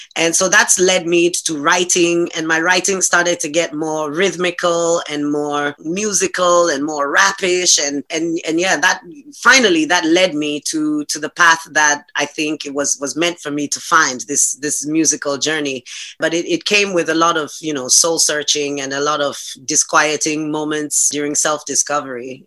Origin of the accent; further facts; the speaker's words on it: Accra, Greater Accra, Ghana; moved away as an adult; now in Hungary; my immediate childhood and my my my growing up was all done in Accra